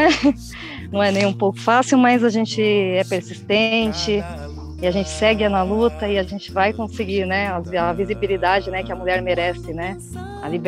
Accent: São Paulo, Brazil; born there; E, e era na Zona Norte de São Paulo, né? Que eu nasci em São Paulo.

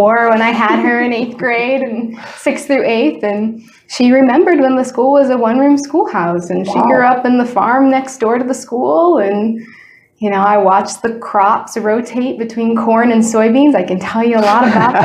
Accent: LaSalle, Illinois, United States; now in Michigan, United States; grew up in a little town in central Illinois called LaSalle, Illinois.

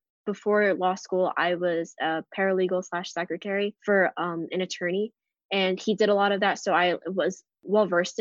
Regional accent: Newark, New Jersey, United States; moved away; I'm from Newark, New Jersey

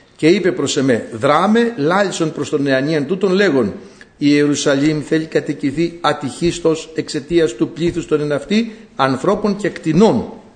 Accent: Greece; κατάγομαι από ένα χωριό που έχει βγάλει την πρώτη γυναίκα κοινοτάρχη στην Ελλάδα

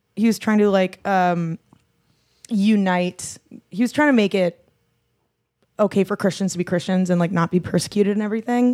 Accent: Adelaide, South Australia, Australia; that's just how I was raised in Adelaide

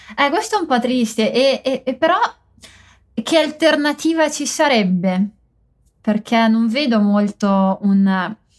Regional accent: Mantua, Lombardy, Italy; non parlo il mantovano, che è la città dove sono cresciuta

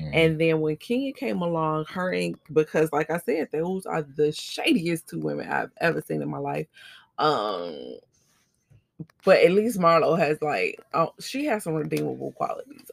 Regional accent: United States; as the American people

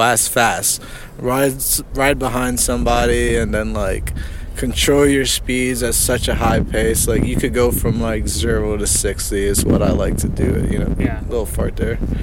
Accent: New Jersey, United States; I'm from Jersey

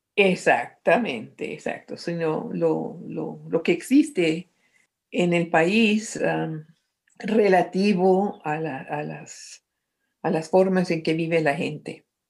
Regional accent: Medellín, Antioquia, Colombia; moved away; also born or lived in Lima / Caracas; nací en Medellín, Colombia

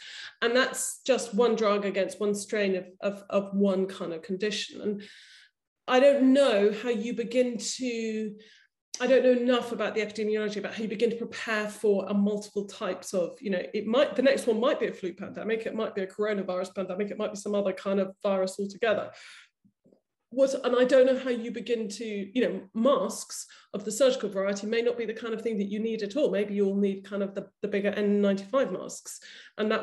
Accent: United Kingdom; as a British, white British woman on a London tube

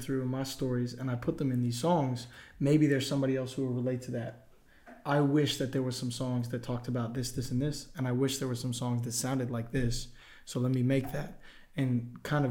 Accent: Tampa, Florida, United States; now in Nashville, United States; I'm originally from Tampa, Florida.

